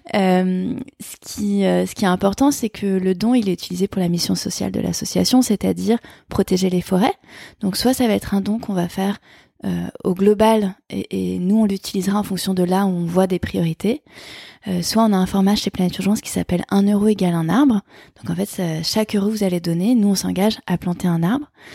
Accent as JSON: {"language": "French", "country": "France", "tie": "born or raised there", "said": "Je suis née en France"}